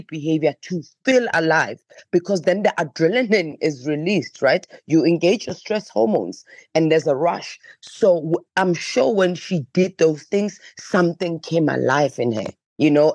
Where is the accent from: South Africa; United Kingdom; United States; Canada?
South Africa; Johannesburg, Gauteng; growing up in Alexandra Township